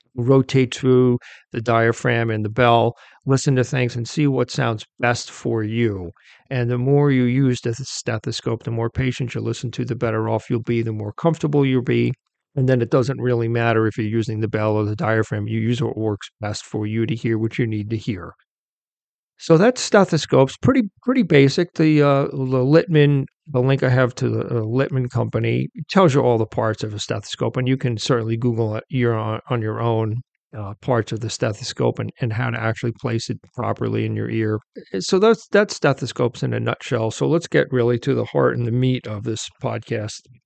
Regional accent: near Queens, New York, United States; I'm from New York. I wasn't born in Queens, but I, I grew up near Queens

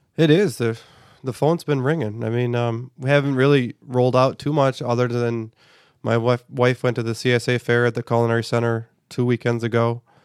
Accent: United States; as an American society

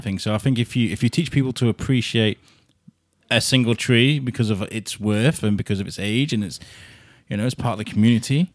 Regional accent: Wrexham, Wales, United Kingdom; moved away as an adult; also born or lived in Telford; now in Shrewsbury, United Kingdom; Wrexham where I grew up in my teenage years.

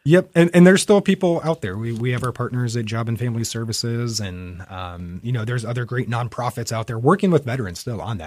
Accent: Fairfield County, Central Ohio, United States; also born or lived in Germany / Utah; I am a native of Central Ohio. I grew up in Fairfield County.

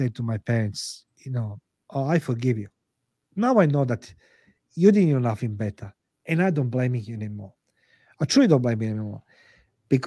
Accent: Croatia; English is a second language; moved away as an adult; now in Australia; I come to Australia in 98 as a head of intelligence for Croatian government in Croatian embassy in Canberra, in Australia.

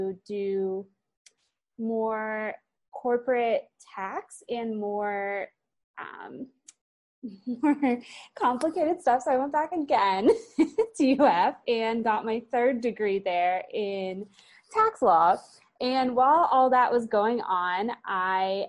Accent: Sarasota, Florida, United States; also born or lived in St. Louis, Missouri / Gainesville, Florida; I am from Sarasota, Florida. I was actually born in St. Louis, but my parents moved to Sarasota when I was 6 months old.

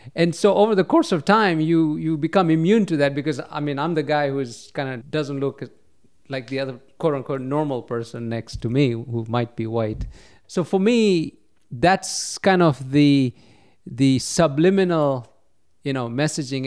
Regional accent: Kenya; moved away as an adult; now in United States; I was born and raised in Kenya

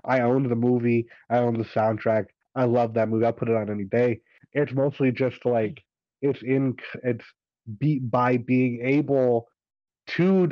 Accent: United States; I'm an American. I grew up in America entirely.

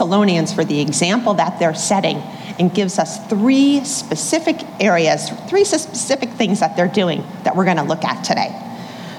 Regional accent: Boston, Massachusetts, United States; moved away; I'm from Boston, originally born and raised

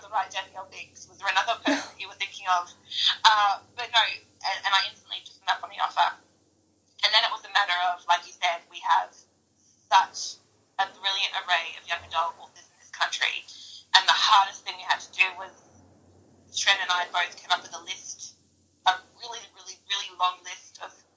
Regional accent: Australia; I'm Australian

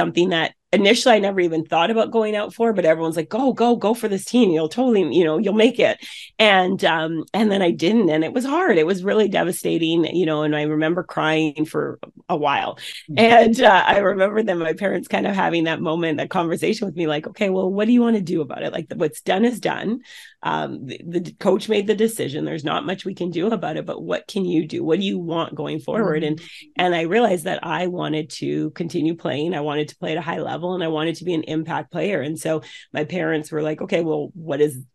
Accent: Canada; then moved up to Canada. And so where I was born

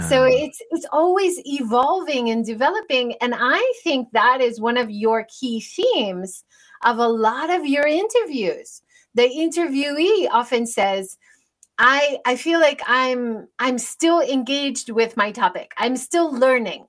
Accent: United States; now in Japan; I grew up in America

